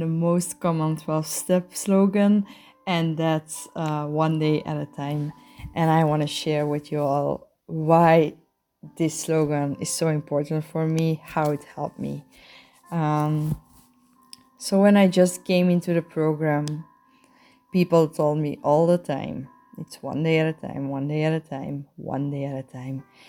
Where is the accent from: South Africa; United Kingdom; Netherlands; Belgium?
Belgium; I'm a sexaholic from Belgium.